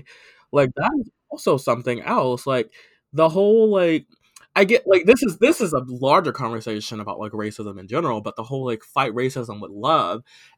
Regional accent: United States; growing up in America

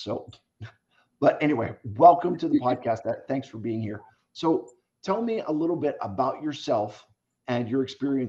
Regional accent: Bryn Mawr, Pennsylvania, United States; now in Pittsburgh, United States; I actually grew up in Bryn Mawr.

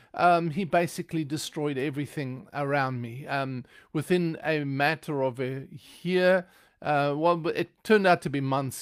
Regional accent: South Africa; now in United States; I don't speak with an American accent because I am originally from South Africa.

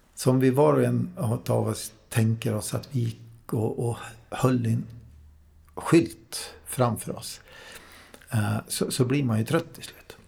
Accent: Värmland, Sweden; moved away; Jag är från Värmland från början

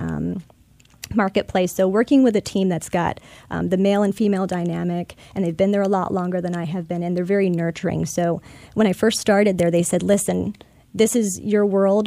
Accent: Chicago, Illinois, United States; now in Tampa, United States; born and raised in Chicago, Illinois, just outside in the suburbs

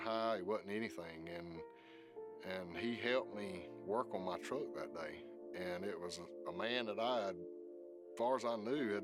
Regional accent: South Georgia, United States; Growing up in South Georgia

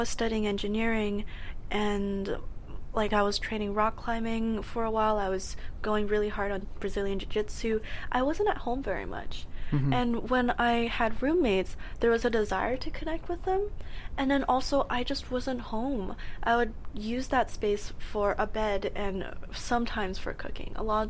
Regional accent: Edmonton, Alberta, Canada; moved away as an adult; I came here for university, mm-hmm. and I love the city. It's gorgeous. There's no snow. I came from Edmonton, where there was minus 40 degrees plus windshield.

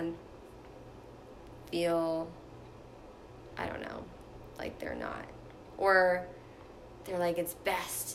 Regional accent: Washington, United States; moved away as an adult; also born or lived in Fort Lauderdale, Florida; now in Florida, United States; I moved to Washington when I was 4, so I really don't remember it. And I tell people I'm from Washington because that's really where I was raised

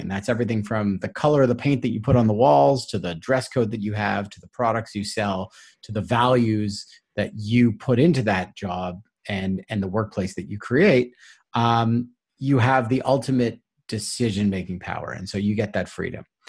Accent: Toronto, Ontario, Canada; I'm from Toronto

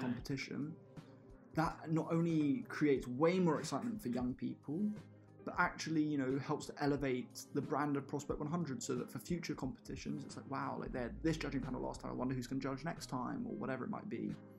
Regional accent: Bedford, East of England, United Kingdom; I'm from Bedfordshire

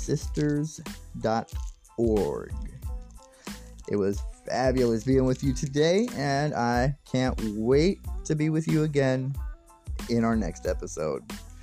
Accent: United States; I'm an American and I live in the States

